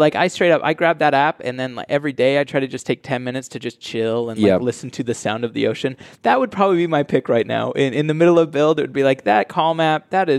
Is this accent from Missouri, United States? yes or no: no; Utah, United States; born or raised there